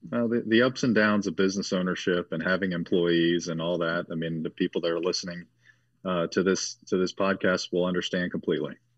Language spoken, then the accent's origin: English; Cincinnati, Dayton, Ohio area, United States; grew up in the Cincinnati, Dayton, Ohio area, born and raised